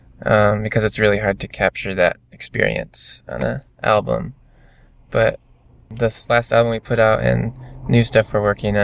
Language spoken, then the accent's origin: English; Michigan, United States; We're all from Michigan